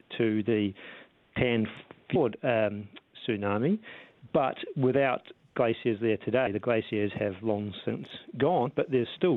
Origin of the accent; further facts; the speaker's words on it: Wellington, New Zealand; I'm from Wellington